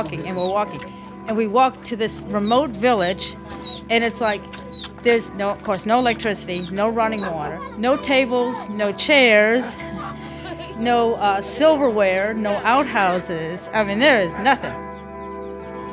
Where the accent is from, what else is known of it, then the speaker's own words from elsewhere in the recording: Louisville, Kentucky, United States; also born or lived in Fort Wayne, Indiana / Virginia; now in New Orleans, United States; Basically grew up in Louisville, Kentucky. That's what I would relate to as home.